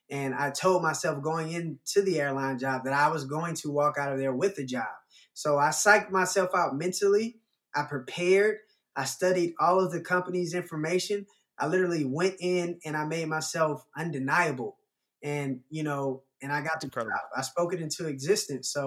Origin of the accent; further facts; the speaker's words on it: the South, United States; I guess growing up in the South, uh, more so than the North, it's racism has always been prominent.